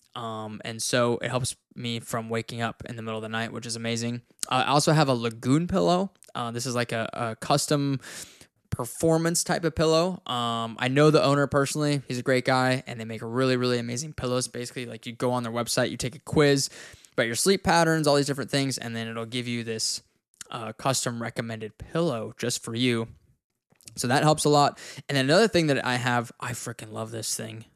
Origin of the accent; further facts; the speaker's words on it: Wyoming, United States; I'm from Wyoming and it's, like, two hours from where I grew up